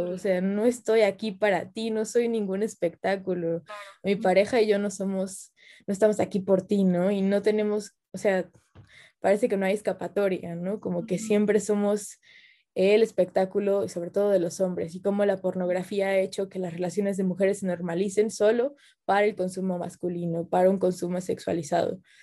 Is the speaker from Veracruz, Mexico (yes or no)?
yes; Xalapa, Veracruz, Mexico; yo soy de Jalapa